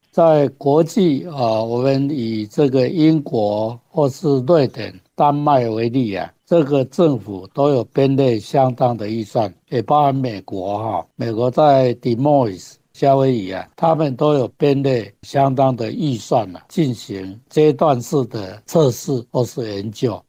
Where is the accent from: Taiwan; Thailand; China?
Taiwan; 我们台湾的冬天有很好的东北季风